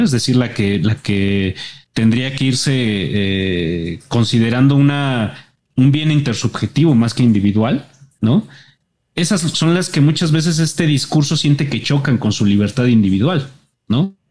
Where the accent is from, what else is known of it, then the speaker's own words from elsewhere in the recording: Mexico; como ciudadano mexicano